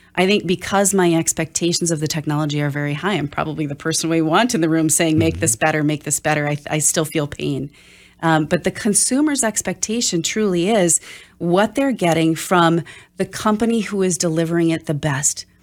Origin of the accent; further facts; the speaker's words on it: Oshkosh, Wisconsin, United States; I'm from Oshkosh